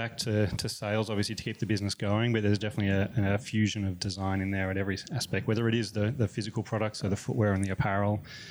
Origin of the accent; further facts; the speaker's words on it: Melbourne, Victoria, Australia; moved away as an adult; now in United States; I'm from Melbourne originally. Been in the US for about 10 years now.